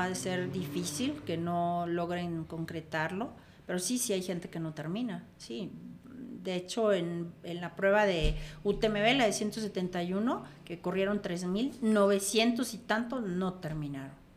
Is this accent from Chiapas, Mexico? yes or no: yes; Comitán, Chiapas, Mexico; yo vengo de ese pueblito de Comitán